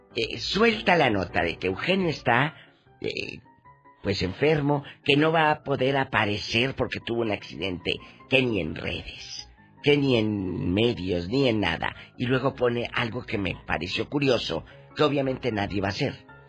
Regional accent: Matamoros, Tamaulipas, Mexico; mi tierra, en Matamoros

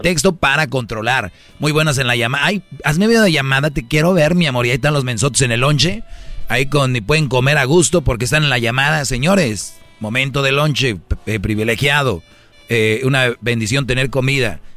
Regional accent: Mexico; la mayoría somos mexicanos

